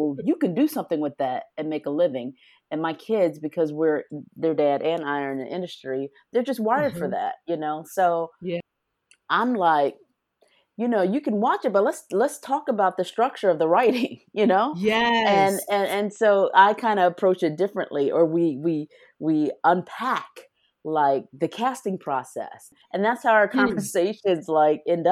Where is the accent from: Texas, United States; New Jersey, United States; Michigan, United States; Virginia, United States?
Michigan, United States; Detroit; I'm from Detroit, Michigan, and there was not a lot that I could do socially. I grew up in a very, you know, tightly knit family structure